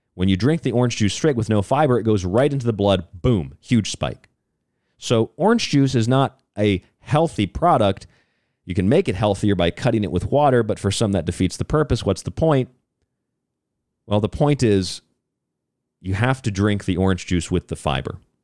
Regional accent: Florida, United States; I'm from Florida

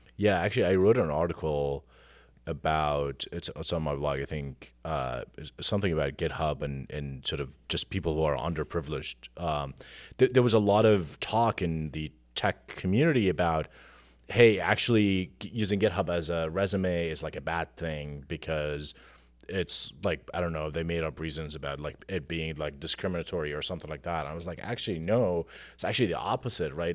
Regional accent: Jordan; moved away as an adult; now in United States; I am, uh, was born and raised in Jordan. I came to the U S, uh, ten years ago to work in technology

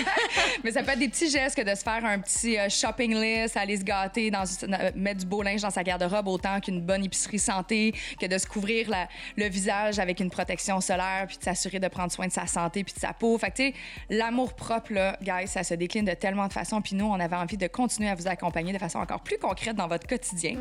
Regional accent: Quebec, Canada; on dit qu'on est québécois

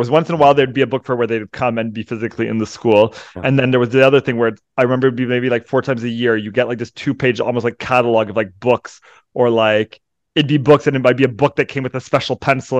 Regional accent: Canada; moved away; I'm Canadian

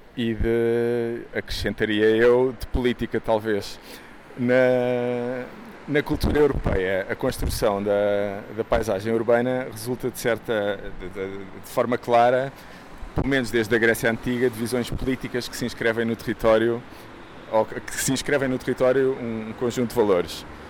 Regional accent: Lisbon, Portugal; à porta do sítio onde eu nasci

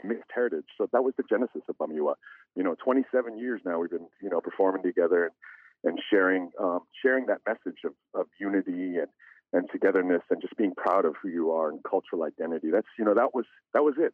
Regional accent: Bethel, Alaska, United States; Bethel, my hometown

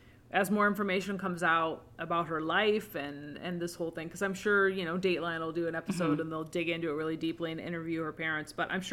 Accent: Seattle, Washington, United States; I grew up in Seattle, so it's like Ted Bundy territory.

